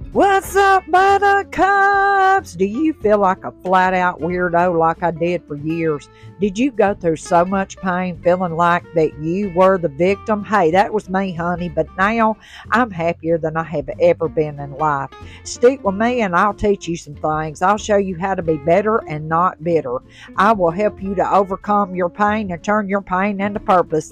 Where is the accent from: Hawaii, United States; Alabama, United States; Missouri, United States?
Alabama, United States; Tuscaloosa; now in Mississippi Gulf Coast, United States; I'm originally from Tuscaloosa, Alabama, and we live on the Mississippi Gulf Coast